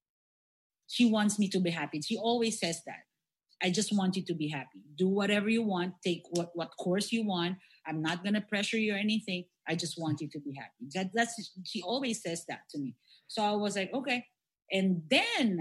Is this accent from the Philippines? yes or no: yes; Philippines; We Filipinos